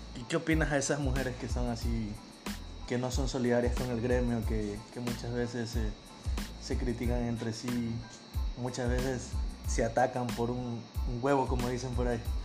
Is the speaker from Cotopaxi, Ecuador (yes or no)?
no; Guayaquil, Guayas, Ecuador; somos de Guayaquil